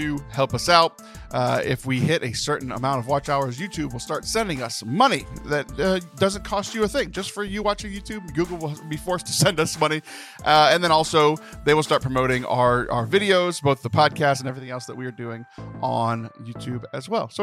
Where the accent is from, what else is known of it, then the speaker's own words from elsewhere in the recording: Texas, United States; I was born in Texas, but my blood's 100% Cajun because that's where my parents are from